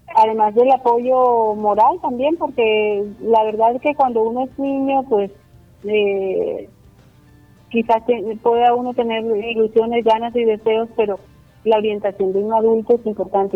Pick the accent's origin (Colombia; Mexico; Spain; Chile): Colombia; Barranquilla, Atlántico; also born or lived in Sincelejo; a los 25 días volvimos a Barranquilla. Me siento cincelejana, me siento barranquillera